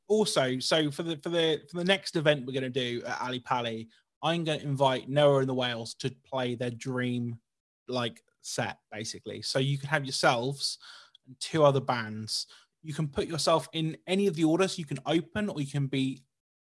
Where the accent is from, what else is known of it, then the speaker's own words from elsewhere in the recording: Norwich, East of England, United Kingdom; That's literally where I'm, on my hometown